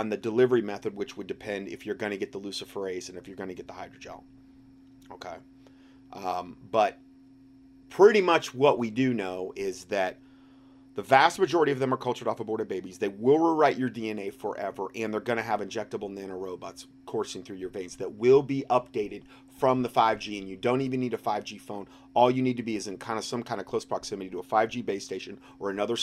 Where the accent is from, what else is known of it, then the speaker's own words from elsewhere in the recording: Hickory, North Carolina, United States; my hometown in Hickory, North Carolina